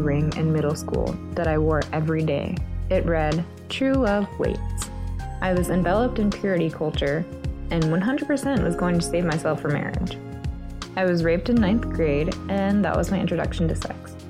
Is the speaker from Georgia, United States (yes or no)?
yes; Atlanta, Georgia, United States; I'm from Atlanta, Georgia.